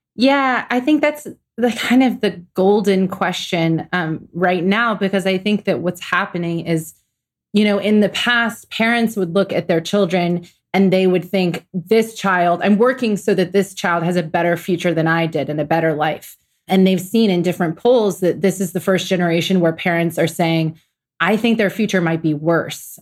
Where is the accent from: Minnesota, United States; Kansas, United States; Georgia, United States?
Georgia, United States; Atlanta; I'm from Atlanta, Georgia.